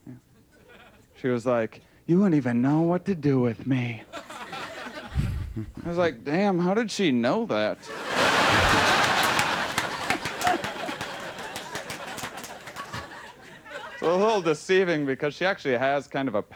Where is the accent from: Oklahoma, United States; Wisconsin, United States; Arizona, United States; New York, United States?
Wisconsin, United States; moved away; I'm from Wisconsin originally